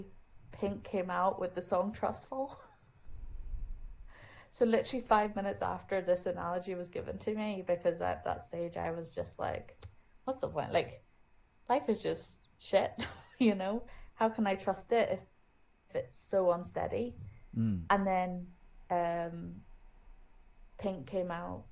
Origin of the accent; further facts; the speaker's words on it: Germany; moved away; I grew up in Germany